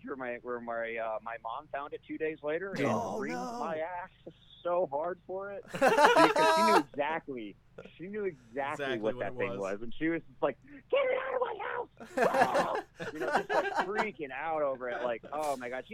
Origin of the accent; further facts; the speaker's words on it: Alabama, United States; moved away; growing up in Alabama